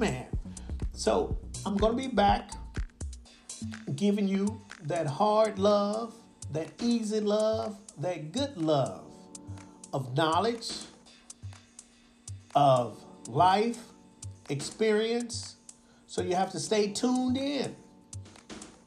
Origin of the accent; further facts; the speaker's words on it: United States; now in Osaka, Japan; I'm from America